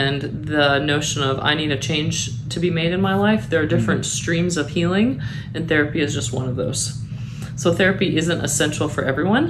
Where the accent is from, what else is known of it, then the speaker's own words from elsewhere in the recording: Midwest, United States; now in Chattanooga, United States; I'm from the Midwest